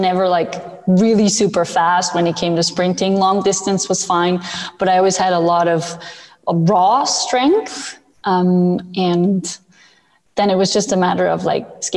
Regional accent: Switzerland; moved away as an adult; also born or lived in North America / Buffalo; I was born and raised in Switzerland. And at the age of 18, I decided that I wanted to move to North America to play hockey

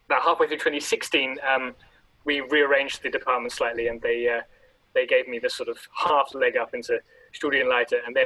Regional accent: London, United Kingdom; moved away; I grew up in London

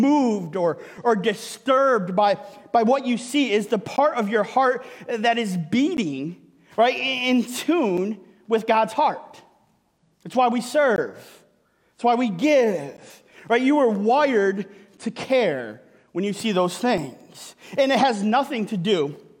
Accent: Michigan, United States; moved away; I'm from Michigan. It's where I grew up.

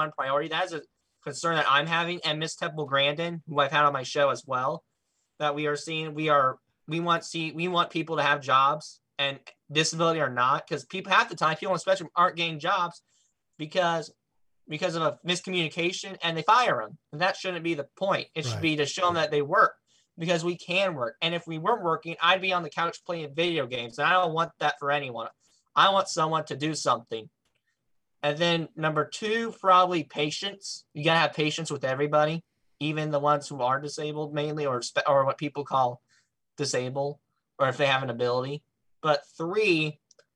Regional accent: Midwest, United States; I'm from the Midwestern

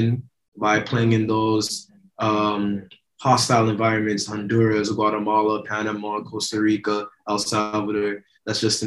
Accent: Toronto, Ontario, Canada; moved away as an adult; now in Vancouver, Canada; I'm from Toronto, so this is a smaller city than

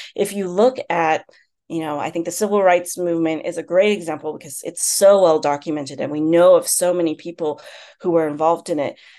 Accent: United States; also born or lived in China; I'm Chinese American, but China was still very much a foreign country for me

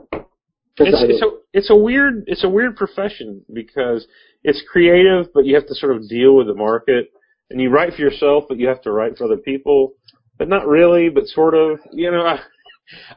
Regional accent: Arkansas, United States; I'm from Arkansas

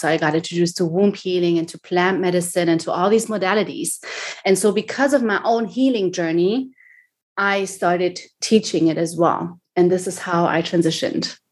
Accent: Germany; moved away as an adult; now in Miami, United States; I was born and raised in Germany

